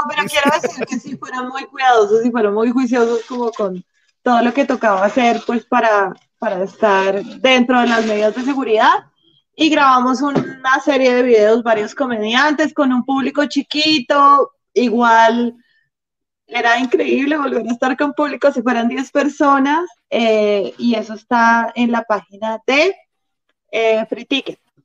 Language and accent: Spanish; Bogotá, Colombia; yo soy Rola, rola de papá rolos, abuelos rolos, bisabuelos rolos